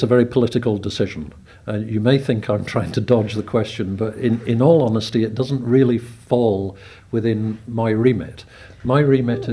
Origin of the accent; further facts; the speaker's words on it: Scotland, United Kingdom; now in Isle of Man; I come from Scotland